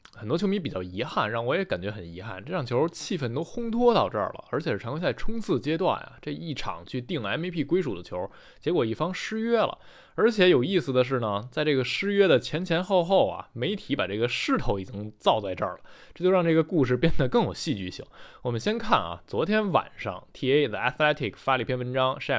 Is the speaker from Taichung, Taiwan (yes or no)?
yes; Taichung, Taiwan